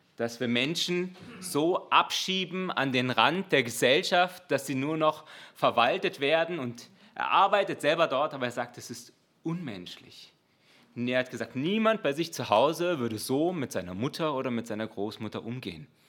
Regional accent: Germany; als Deutscher

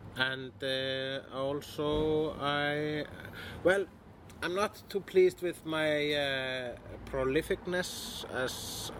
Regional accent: Iceland; I'm Icelandic.

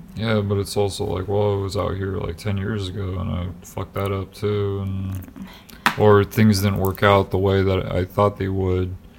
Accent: Des Moines, Iowa, United States; moved away as an adult; even when we were back home as we call it because that's where we were raised in Des Moines, like the Des Moines area.

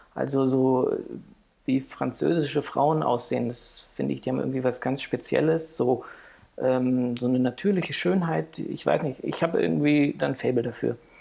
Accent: Heidelberg, Baden-Württemberg, Germany; now in Frankfurt, Germany; ich bin geboren in Heidelberg

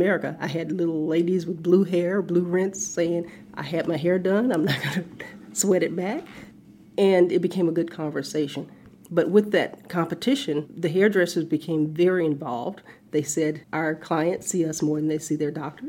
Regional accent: the South, United States; growing up in the South

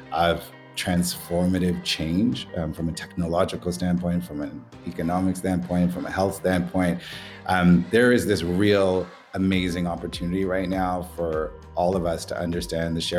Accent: Canada; we're Canadian

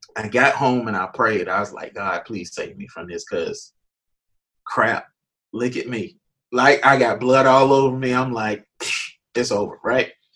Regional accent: Jacksonville, Florida, United States; moved away as an adult; also born or lived in Nashville; born, raised Jacksonville. Um, saved in Jacksonville, high school, middle school, everything.

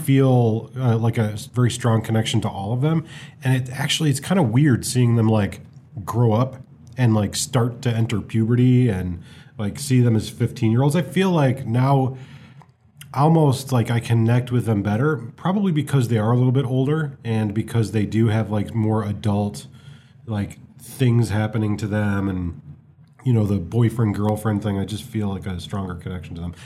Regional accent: United States; as an American

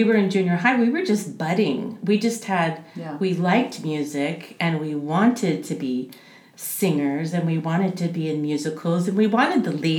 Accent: Davis, California, United States; also born or lived in Yuba City; I grew up in Davis from first grade to my sophomore year, and my dad was a teacher at the high school.

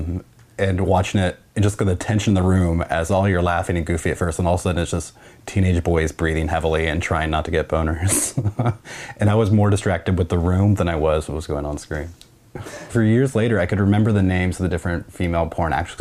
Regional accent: Kansas, United States; moved away; I am 33 years old and I am originally from Kansas

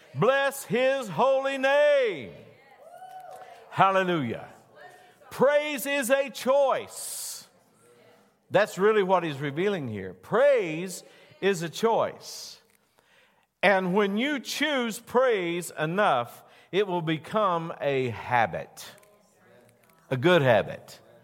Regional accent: West Virginia, United States; I am from West Virginia

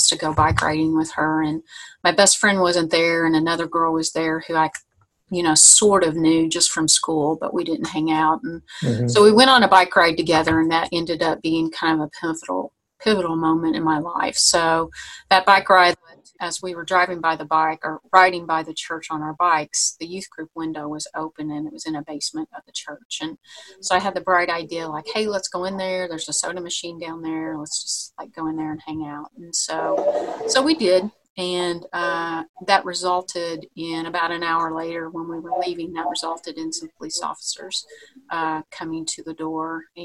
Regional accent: Vincennes, Indiana, United States; also born or lived in Anderson, Indiana; I moved to Anderson, Indiana from my hometown of Vincennes.

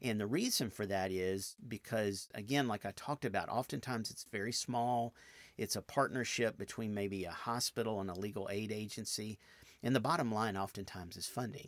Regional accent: outside Nashville, Tennessee, United States; now in Memphis, United States; I grew up outside Nashville in nineteen seventy-eight

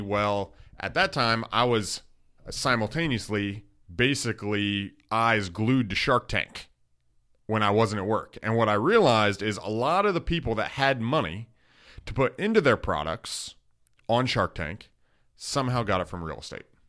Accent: Wasilla, Alaska, United States; moved away as an adult; now in Dallas, United States; I'm from Wasilla, Alaska

